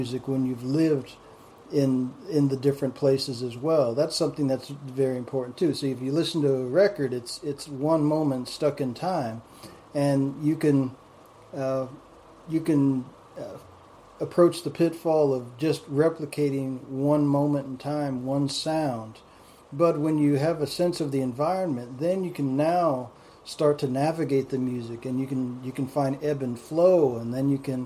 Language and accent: English; Southwest, United States; not being from the South, I'm from the Southwest